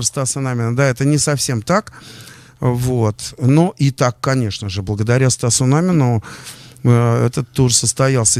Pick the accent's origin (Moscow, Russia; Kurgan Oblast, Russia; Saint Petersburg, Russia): Moscow, Russia; also born or lived in Lipetsk; Мы оба, кстати, из Тушина, мы тушинские.